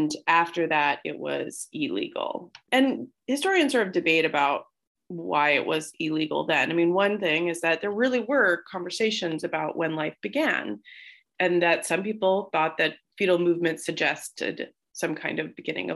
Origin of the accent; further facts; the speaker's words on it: the American West, United States; I was from the American West